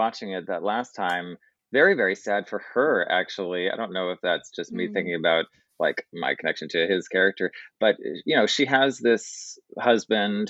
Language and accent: English; New York City, New York, United States; as the New Yorker